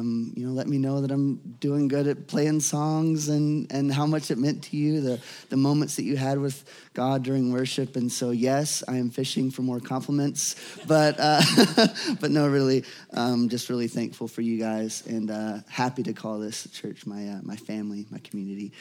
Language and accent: English; Louisiana, United States; growing up in Louisiana